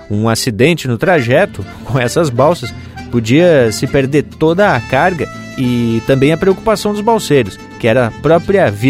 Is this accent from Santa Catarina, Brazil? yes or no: yes; Blumenau, Santa Catarina, Brazil; eu que sou de Blumenau e já passei por algumas enchentes por aqui